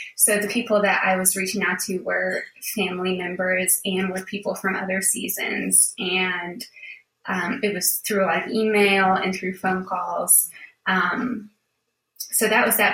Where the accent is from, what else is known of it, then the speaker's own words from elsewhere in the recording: Buffalo, New York, United States; moved away as an adult; also born or lived in Charlottesville, Virginia; I grew up in Buffalo, New York, um, where it is very cold